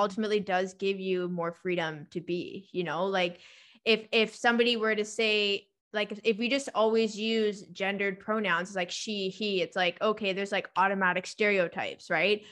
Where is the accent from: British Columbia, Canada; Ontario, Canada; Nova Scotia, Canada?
British Columbia, Canada; Victoria; I'm living in my hometown again.